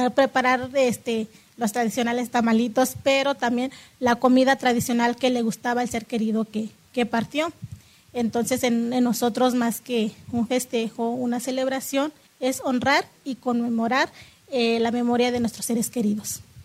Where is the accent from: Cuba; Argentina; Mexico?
Mexico; Santiago Mezquititlán, Querétaro; first language Otomi (Hñähñu); Spanish is a second language; soy de la comunidad de Santiago Mezquititlán, del estado de Querétaro, soy ñañú. Bueno, mi lengua es ñañú